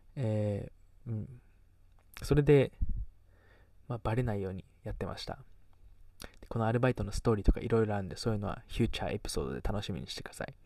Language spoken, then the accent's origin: Japanese; Kagoshima, Japan; accent: Kagoshima dialect; also born or lived in Las Vegas, United States / Canada; 小中高鹿児島で育ってきて